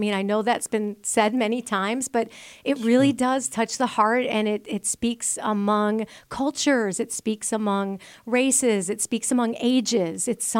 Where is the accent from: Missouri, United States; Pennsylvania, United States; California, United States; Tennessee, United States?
Missouri, United States; Spanish Lake; Absolutely. I was born in Spanish Lake, Missouri, so St. Louis, Missouri